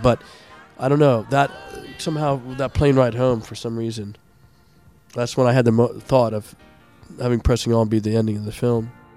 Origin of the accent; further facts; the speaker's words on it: Montgomery County, Maryland, United States; grew up in, uh, in uh, Montgomery County as well, and I went to Landon